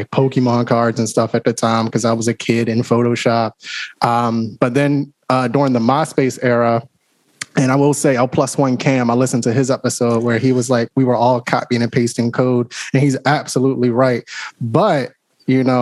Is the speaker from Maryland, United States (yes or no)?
yes; Baltimore, Maryland, United States; I'm from Baltimore. Dang. Grew up here, got roots here